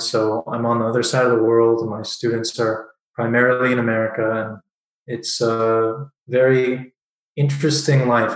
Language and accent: English; Southern California, United States; moved away as an adult; now in Prague, Czech Republic; I grew up in Southern California